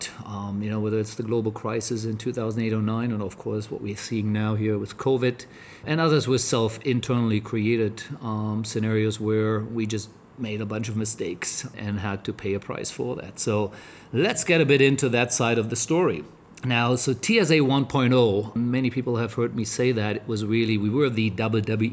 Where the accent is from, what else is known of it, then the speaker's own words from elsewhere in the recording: Germany; moved away as an adult; also born or lived in Cologne, Germany / United States; being German